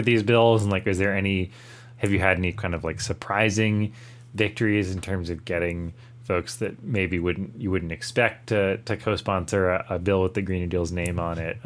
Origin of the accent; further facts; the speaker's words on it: Rhode Island, United States; I'm from Rhode Island, which is where I am now.